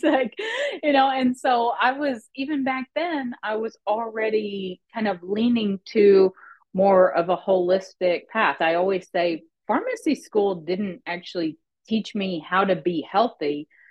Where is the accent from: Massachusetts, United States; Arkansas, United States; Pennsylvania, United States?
Arkansas, United States; i grew up in small town arkansas